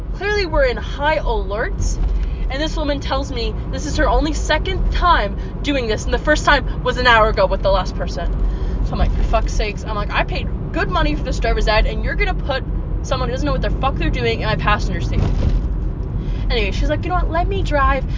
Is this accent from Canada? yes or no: yes; Peterborough, Ontario, Canada; my first experience driving in my hometown was on the busiest street we could possibly have in my hometown. It wasn't super busy, but for those of you who live in Peterborough, I was on Lansdowne Street